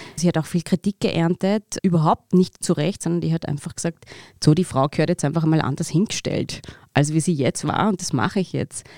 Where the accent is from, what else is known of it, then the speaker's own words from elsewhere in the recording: Pfarrkirchen, Bavaria, Germany; Im Pfarrkirchen, in dem Ort, wo ich aufgewachsen bin